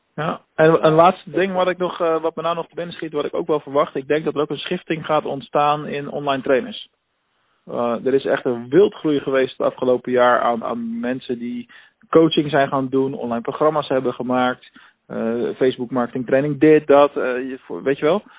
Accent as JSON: {"language": "Dutch", "town": "Rotterdam", "region": "South Holland", "country": "Netherlands", "moved": "yes", "said": "iets Rotterdams. Hè, ik bedoel, uh, ik kom er zelf ook vandaan"}